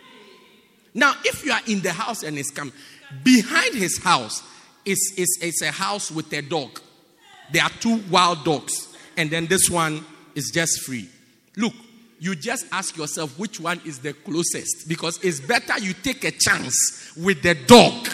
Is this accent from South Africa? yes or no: yes; Port Elizabeth, Eastern Cape, South Africa; I'm from Port Elizabeth